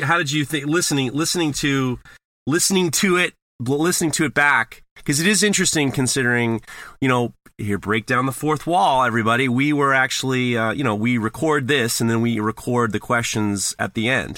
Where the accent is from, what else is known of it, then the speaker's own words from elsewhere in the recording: New York City, New York, United States; growing up in New York and being in, uh, Sep, being in New York